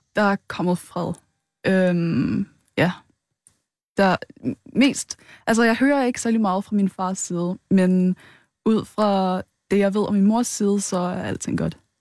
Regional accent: Rødovre, Capital Region of Denmark, Denmark; Jeg er vokset op i Rødovre

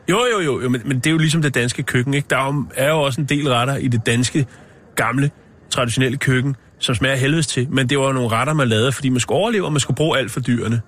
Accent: Copenhagen, Capital Region of Denmark, Denmark; Jeg er fra København

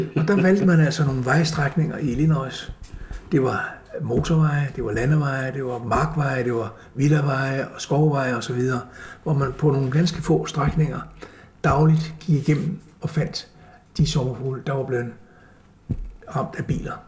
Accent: Copenhagen, Capital Region of Denmark, Denmark; Jeg, jeg er født i København, og jeg gik i skole i Vandløse på Kirkebjerg skole

